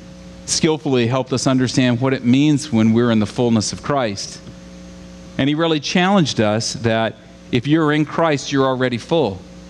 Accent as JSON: {"language": "English", "region": "Southern United States", "country": "United States", "tie": "born or raised there", "said": "I grew up in the South, and it's a funny thing about being in the South is that there were revivals like every weekend."}